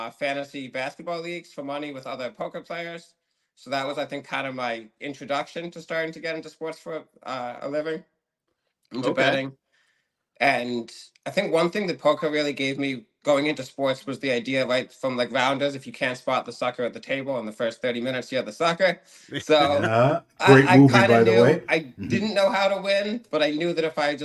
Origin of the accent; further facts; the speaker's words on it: outside of Boston, Massachusetts, United States; now in New York, United States; I grew up just outside of Boston.